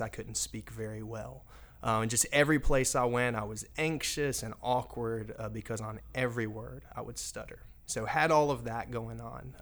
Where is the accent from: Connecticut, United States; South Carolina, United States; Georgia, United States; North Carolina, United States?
North Carolina, United States; Raleigh; I'm originally from Raleigh, North Carolina